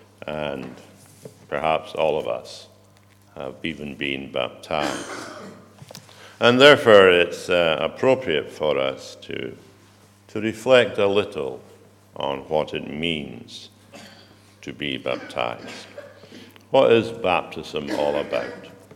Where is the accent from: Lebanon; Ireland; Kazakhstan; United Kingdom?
United Kingdom; probably you and I are all British